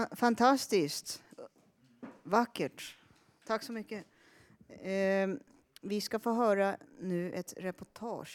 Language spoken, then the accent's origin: Swedish; Sweden; first language Finnish; Swedish is a second language; Finska är mitt modersmål och det var det jag lärde mig. Jag lärde mig prata svenska först när jag var sju år. Fast jag bodde i Sverige då